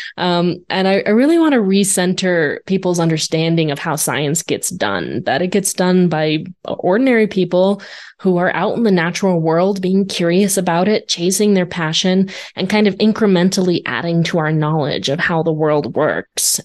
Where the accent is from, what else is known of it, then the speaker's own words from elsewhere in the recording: Arizona, United States; I grew up in Arizona.